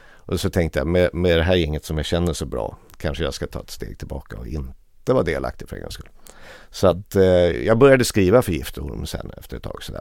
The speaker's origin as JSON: {"language": "Swedish", "town": "Lidingö", "region": "Stockholm County", "country": "Sweden", "tie": "born or raised there", "said": "jag hade en idyllisk uppväxt ute på norra Lidingö."}